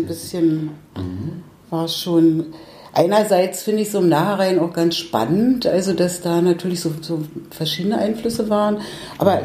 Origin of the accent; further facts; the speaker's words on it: Berlin, Germany; ich bin zwar jetzt ein, 35 Jahre hier in Kiez, in Treptow, aber ursprünglich Pankowerin. Und ich kann mich schon noch sehr gut erinnern, so an die Straße, in der ich gewohnt habe, als Kind in der Mendelstraße 5